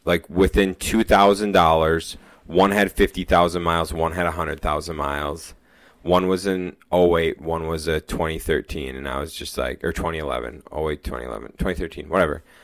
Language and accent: English; United States; we grew up near Lake Superior.